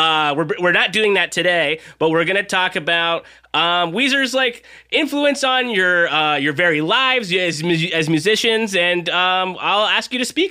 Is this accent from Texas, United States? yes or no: no; Southern California, United States; I'm from Southern California.